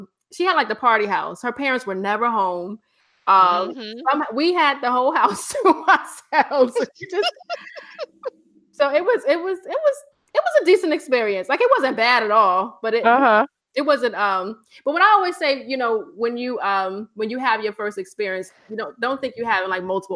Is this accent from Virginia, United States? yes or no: yes; Virginia, United States; moved away; I'm from Virginia, from the 757 area